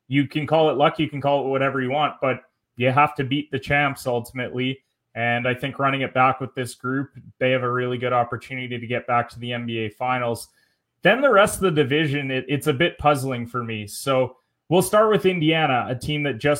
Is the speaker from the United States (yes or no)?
no; Canada; I'm Canadian